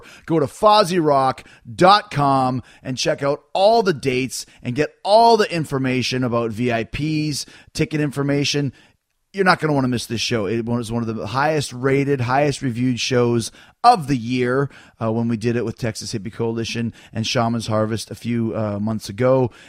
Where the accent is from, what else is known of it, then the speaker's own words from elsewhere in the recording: Winnipeg, Manitoba, Canada; Winnipeg, Manitoba, Canada, my hometown.